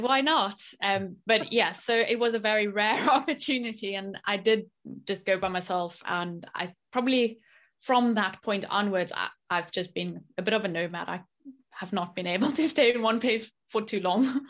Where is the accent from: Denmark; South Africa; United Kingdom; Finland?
South Africa; moved away as an adult; also born or lived in France / Japan; growing up in South Africa